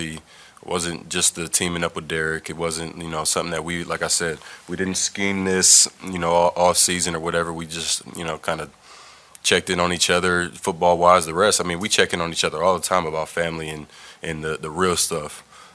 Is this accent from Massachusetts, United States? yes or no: no; East Palo Alto, California, United States; I grew up in East Palo Alto